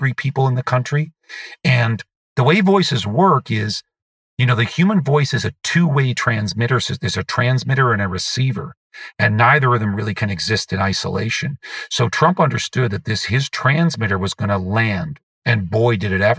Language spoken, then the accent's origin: English; Canada; I am a Canadian